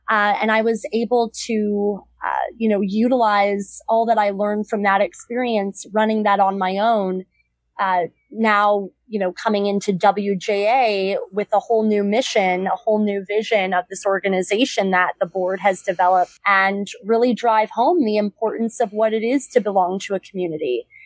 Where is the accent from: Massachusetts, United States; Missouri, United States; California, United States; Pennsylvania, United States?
California, United States; Los Angeles; moved away as an adult; also born or lived in Boston; now in New York City, United States; I grew up in Southern California. I moved back.